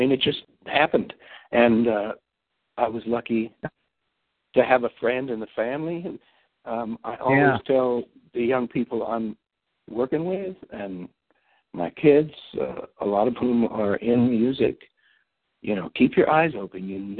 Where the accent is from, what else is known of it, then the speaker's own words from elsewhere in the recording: Long Island, New York, United States; moved away as an adult; also born or lived in Ohio / Point Reyes, California / Hawaii; I grew up on Long Island